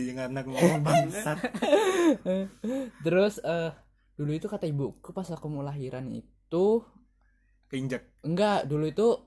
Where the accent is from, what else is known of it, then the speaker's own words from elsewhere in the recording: Balikpapan, East Kalimantan, Indonesia; born there; Oke. Okay. Aku lahir di Balikpapan 7 April 2004.